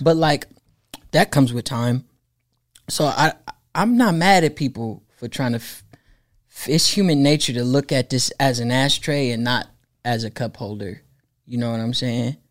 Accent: Oakland, California, United States; I'm from Oakland.

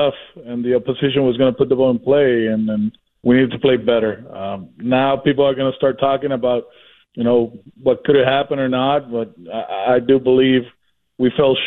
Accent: Puerto Rico; moved away; I'm from Puerto Rico

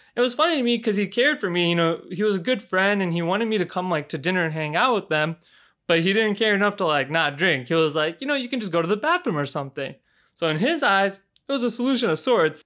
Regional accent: Houston, Texas, United States; moved away as an adult; now in Chicago, United States; I was born and raised in Houston, Texas

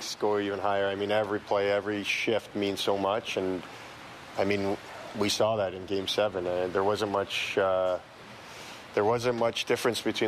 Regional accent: Toronto, Ontario, Canada; we're both from Toronto and we have our family here and we grew up here.

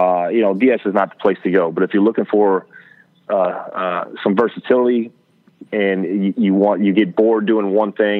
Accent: Cajun, Louisiana, United States; I am Cajun

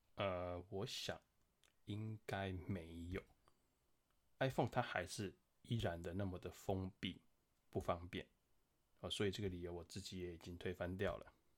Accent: Taiwan; 我们台湾人真的很有钱

